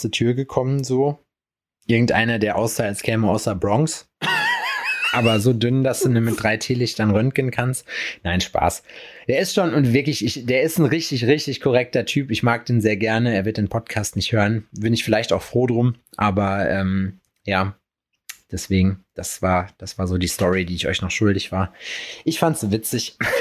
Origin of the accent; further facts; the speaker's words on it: Jena, Thuringia, Germany; bei uns in Jena